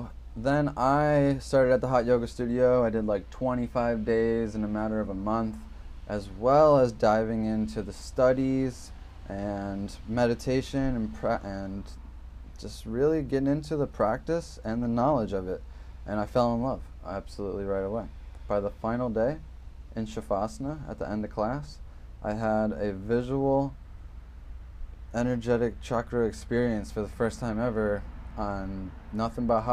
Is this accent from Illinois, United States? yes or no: yes; Woodstock, Illinois, United States; I was born in Woodstock, Illinois, to some regular Americans